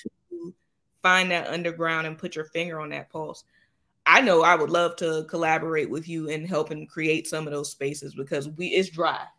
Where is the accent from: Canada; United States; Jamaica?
United States; Jacksonville, Florida; I happen to be home in my hometown of Jacksonville, Florida now